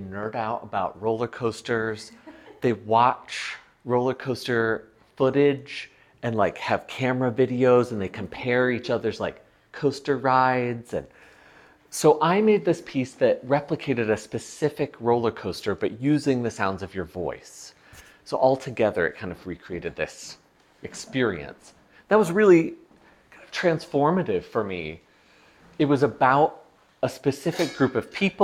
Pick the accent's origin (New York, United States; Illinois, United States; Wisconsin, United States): New York, United States; south of Buffalo, Western; now in Denver, United States; I live in Denver now, but I was born and raised in Western New York, south of Buffalo